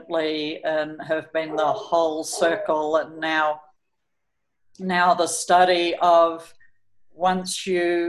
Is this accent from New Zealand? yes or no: yes; New Zealand; moved away as an adult; also born or lived in California, United States / Colorado, United States / Auckland, New Zealand; I'm from New Zealand.